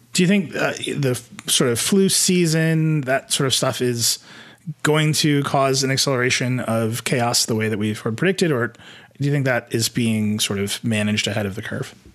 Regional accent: Midwest, United States; I'm from the Midwest

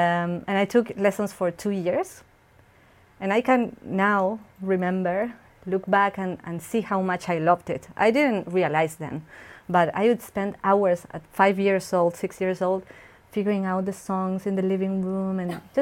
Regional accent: Argentina; also born or lived in Buenos Aires, Argentina; now in Winnipeg, Canada; I was born in Buenos Aires, the capital, but I spent a lot of my childhood in a province, in another province in Argentina, because my parents are from there

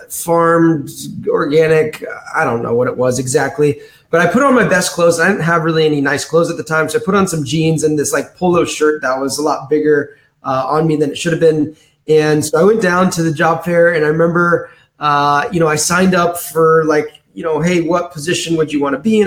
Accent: Danville, California, United States; I'm from a city outside of San Francisco called Danville, California

